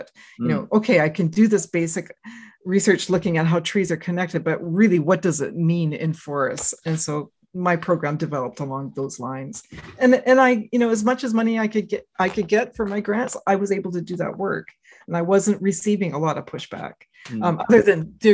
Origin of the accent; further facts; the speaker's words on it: Canada; also born or lived in United States; I'm from Canada